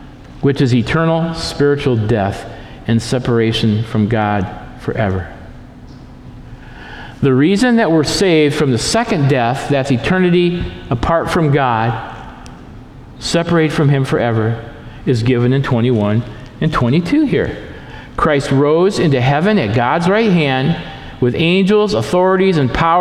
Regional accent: Lansing, Michigan, United States; also born or lived in Portland; now in Stanwood, United States; I grew up in Lansing, Michigan, a very industrial town, and then I moved to downtown Portland, or to Portland

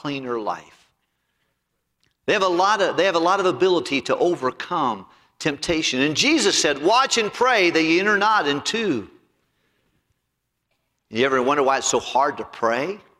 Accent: United States; being an American

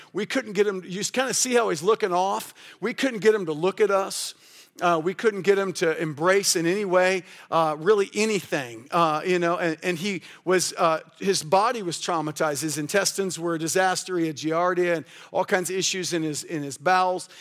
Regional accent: Kansas City, United States; also born or lived in Kalamazoo; We changed it to Life Mission Church, uh, in my hometown

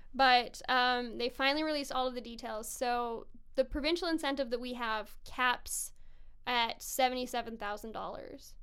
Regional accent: Kelowna, British Columbia, Canada; now in Vancouver, Canada; I grew up in Kelowna, BC

